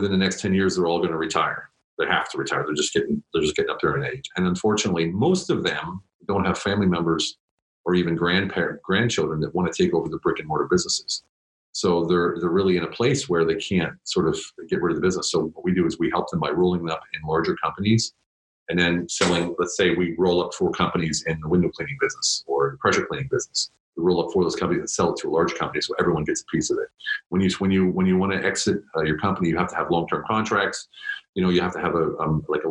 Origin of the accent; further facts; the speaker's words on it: Pennsylvania, United States; moved away as an adult; now in Germany; I'm from the States, from Pennsylvania. And I joined the Army right after high school